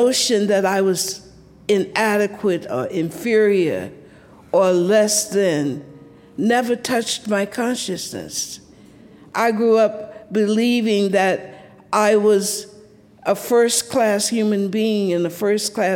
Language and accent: English; Columbus, Georgia, United States; now in Atlanta, United States; I grew up in the South.